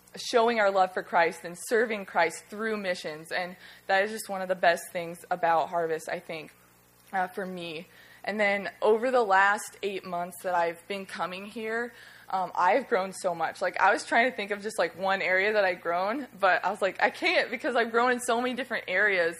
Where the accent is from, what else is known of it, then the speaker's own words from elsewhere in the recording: Alaska, United States; now in Florida, United States; I'm from Alaska